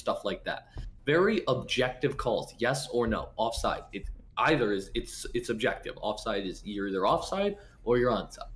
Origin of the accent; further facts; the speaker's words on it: United States; I am an American